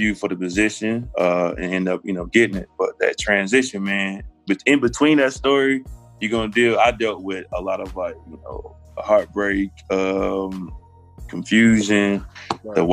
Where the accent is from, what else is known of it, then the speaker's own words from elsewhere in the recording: Anniston, Alabama, United States; I grew up in the Bible Belt of Alabama